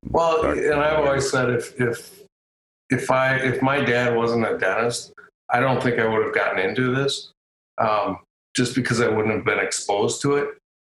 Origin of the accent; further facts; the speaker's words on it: Caledonia, Minnesota, United States; my my hometown of Caledonia